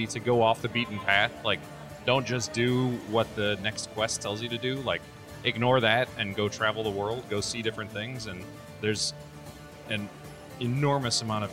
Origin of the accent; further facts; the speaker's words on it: United States; as an American